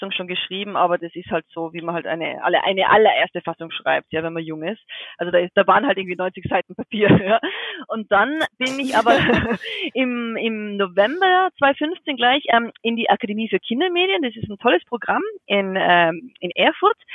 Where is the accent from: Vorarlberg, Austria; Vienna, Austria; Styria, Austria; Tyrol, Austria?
Tyrol, Austria; Innsbruck; Aber ähm, also ich bin ja aus Innsbruck in, in den Bergen, in Tirol.